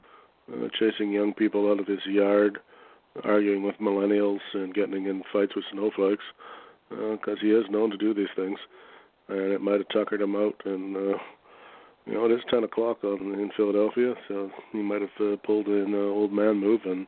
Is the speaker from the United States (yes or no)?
no; Canada; I'm a Canadian